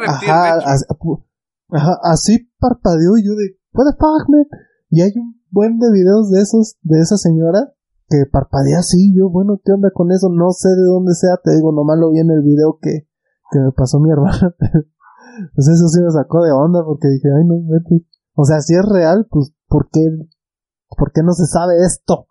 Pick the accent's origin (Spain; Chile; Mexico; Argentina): Mexico; nosotros somos pues, mexicanos, estamos al lado de Estados Unidos